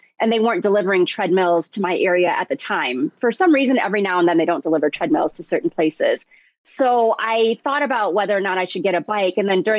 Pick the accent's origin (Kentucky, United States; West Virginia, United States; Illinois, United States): Illinois, United States; Chicago; I'm from Chicago